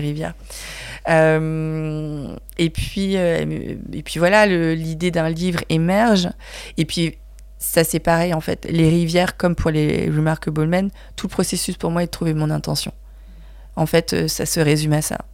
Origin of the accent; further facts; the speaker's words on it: France; je suis née en France